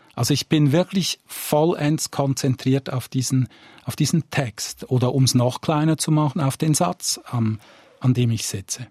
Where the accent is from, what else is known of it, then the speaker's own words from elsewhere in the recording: Zurich, Switzerland; moved away as an adult; also born or lived in Northwest Ireland; Ich bin am Rand von Zürich aufgewachsen, sehr nahe am Wald